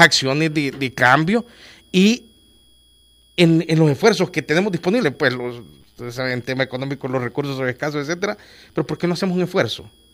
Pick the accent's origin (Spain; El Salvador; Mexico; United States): El Salvador; Olocuilta, La Paz; moved away; also born or lived in San Salvador; Olocuilta, mi ciudad natal